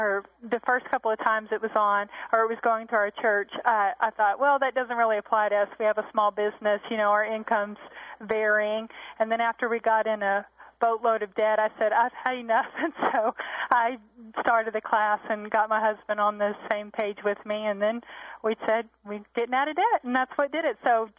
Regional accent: Hot Springs, Arkansas, United States; Hot Springs, Arkansas.

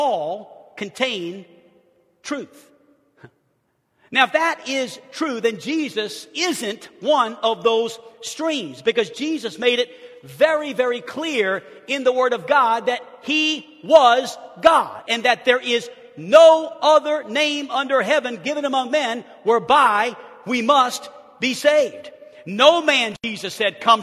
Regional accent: New Orleans, Louisiana, United States; as a young kid, I grew up in New Orleans, Louisiana

